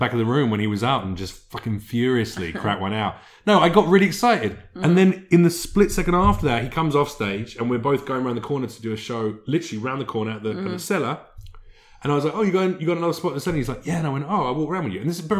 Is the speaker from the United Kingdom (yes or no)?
yes; United Kingdom; I'm British.